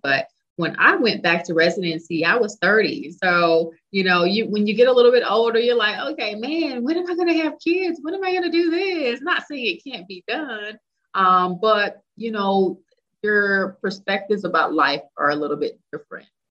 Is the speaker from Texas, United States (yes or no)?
yes; Dallas, Texas, United States; moved away as an adult; also born or lived in England / South Carolina; move back to Texas, which is where I'm from. I'm from Dallas